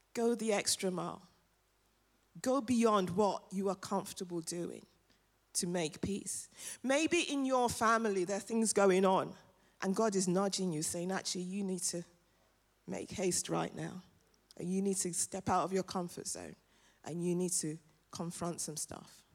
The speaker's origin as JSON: {"language": "English", "region": "London", "country": "United Kingdom", "also_born_or_lived": "Nigeria", "said": "I'm African and I'm from London. And I'm from North London."}